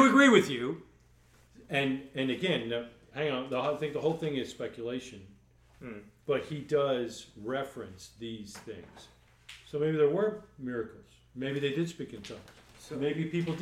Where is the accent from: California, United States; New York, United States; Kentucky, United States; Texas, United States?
New York, United States; I'm from New York